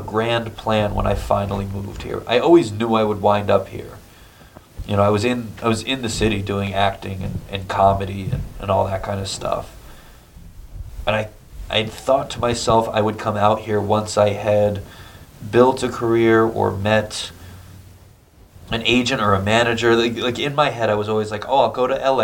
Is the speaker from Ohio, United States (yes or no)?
no; Connecticut, United States; moved away as an adult; now in New York City, United States; I grew up in Connecticut, right outside New York